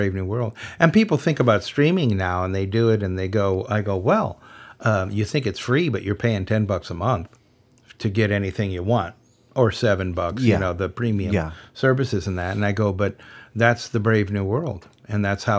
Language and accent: English; United States; I am an American.